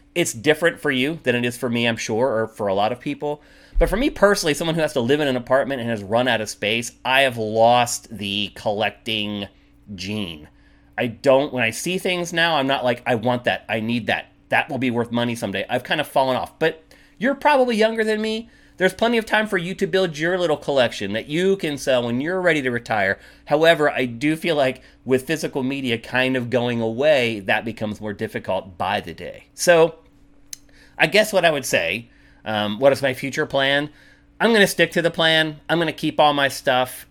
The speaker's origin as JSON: {"language": "English", "country": "United States", "also_born_or_lived": "Los Angeles", "said": "an American coming back here"}